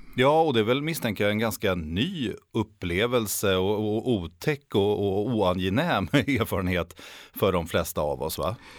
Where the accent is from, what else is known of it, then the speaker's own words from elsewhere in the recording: Sweden; oss svenskar